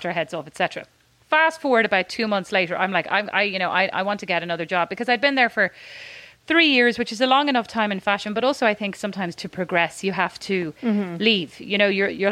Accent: Ireland; moved away; also born or lived in Dallas, Texas; As an Irish person

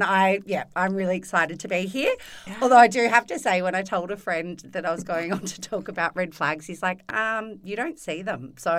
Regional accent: Cherrybrook, New South Wales, Australia; We grew up in Cherrybrook.

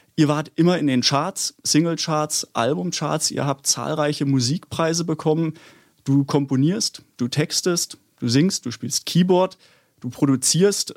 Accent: Baden-Württemberg, Germany; ich komme auch aus Baden-Württemberg

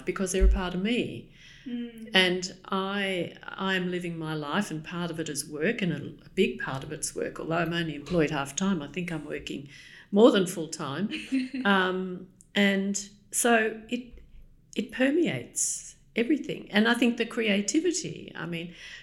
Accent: Australia; now in London, United Kingdom; I'm Australian

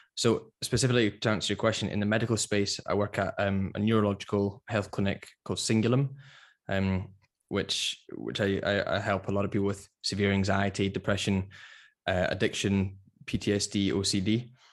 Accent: Edinburgh, Scotland, United Kingdom; moved away as an adult; also born or lived in London; I'm originally from Edinburgh, but I spent, I spent about six years in London

